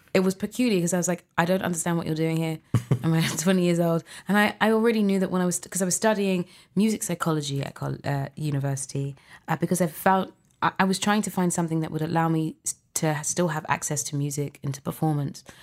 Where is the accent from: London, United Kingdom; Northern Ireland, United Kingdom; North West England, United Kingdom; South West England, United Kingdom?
London, United Kingdom; I was born in London, UK.